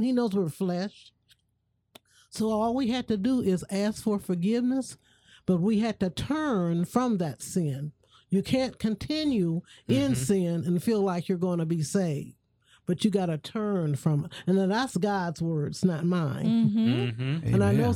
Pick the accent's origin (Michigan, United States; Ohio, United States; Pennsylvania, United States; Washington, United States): Ohio, United States; Toledo; I'm originally from Toledo, Ohio